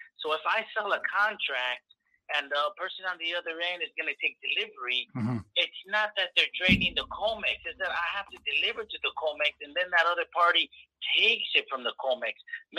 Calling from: Corpus Christi, Texas, United States; It's …, Corpus Christi.

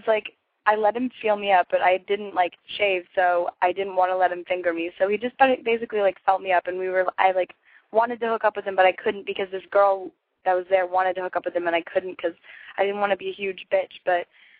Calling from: Los Angeles, California, United States; from, 2 weeks ago, and I'm calling from Los Angeles.

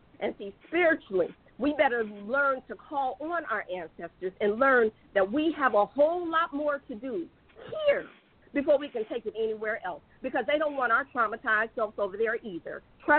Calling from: Conyers, Georgia, United States; I'm calling from Conyers.

